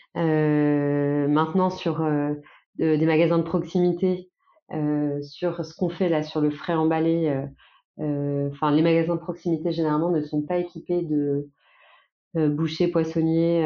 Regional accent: Nantes, Pays de la Loire, France; on est nantais.

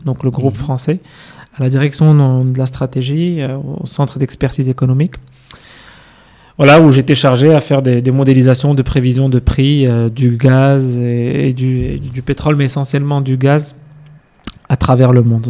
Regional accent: Casablanca, Casablanca-Settat, Morocco; moved away as an adult; also born or lived in Fès, Morocco / Rabat, Morocco / France; Je suis né à Fès, j'ai mhm. grandi à Rabat, euh, puis à Casablanca. Donc, dès mon collège, j'ai rejoint à Casa avec mhm. la, famille

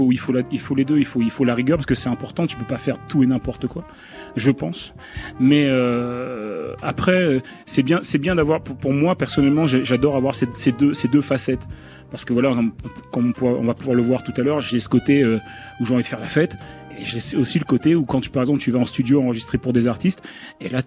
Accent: Le Havre, Normandy, France; C'est entre guillemets, c'est là où j'ai fait mes armes. Donc c'est là où justement toute la formation où j'ai appris depuis le plus jeune âge à jouer différents styles de musique.

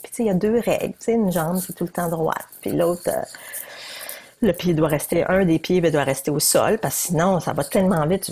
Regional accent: New Brunswick, Canada; je suis bien du Nouveau-Brunswick

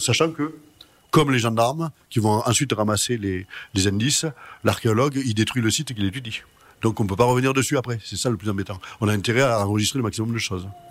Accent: Marseille, Provence-Alpes-Côte d'Azur, France; also born or lived in Arles; Je suis né à Marseille

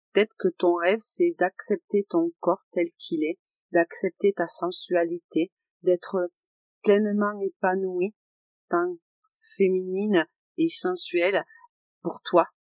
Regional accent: Aveyron, Occitania, France; je suis de l'Aveyron

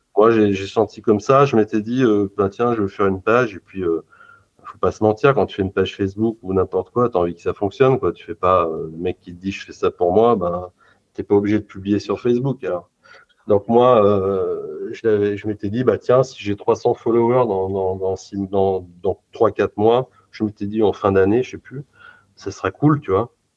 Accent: Lyon, Auvergne-Rhône-Alpes, France; je suis lyonnais

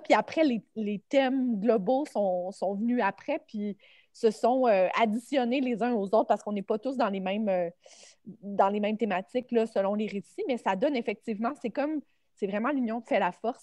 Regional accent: Sainte-Julie, Quebec, Canada; je viens de Sainte-Julie, qui est une banlieue euh, sur la rive sud de Montréal

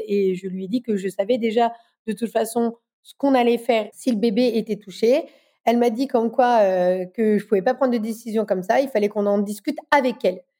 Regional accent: Dijon, Bourgogne-Franche-Comté, France; Je suis de Dijon

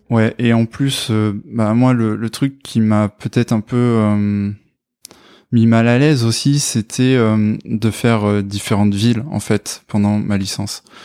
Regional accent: Brive-la-Gaillarde, Nouvelle-Aquitaine, France; moved away as an adult; now in Bordeaux, France; je viens de Corrèze, de Brive-la-Gaillarde, et je suis sur Bordeaux depuis à peu près 8 ans

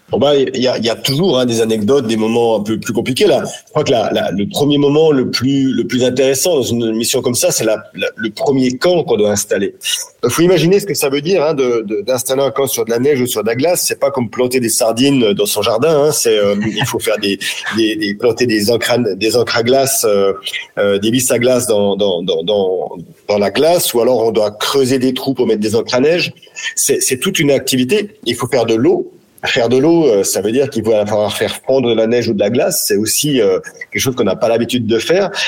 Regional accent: France; chez nous, en France, en Europe

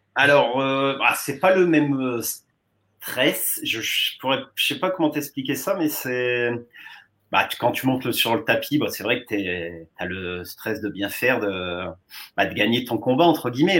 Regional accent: Pas-de-Calais, Hauts-de-France, France; j'étais revenu dans le Pas-de-Calais

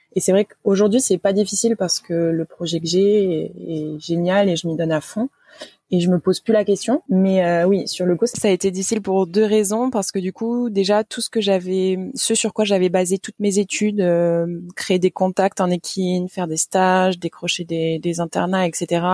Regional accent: Toulouse, Occitania, France; moved away as an adult; also born or lived in Nantes; je suis originaire de Toulouse. donc, je suis née là-bas. J'ai fait la première partie de mes études et mes classes prépa là-bas

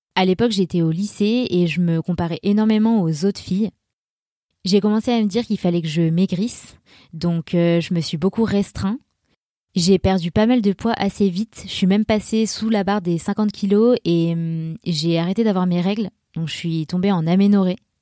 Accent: Grenoble, Auvergne-Rhône-Alpes, France; now in Annecy, France; je viens de Grenoble et je vis à Annecy

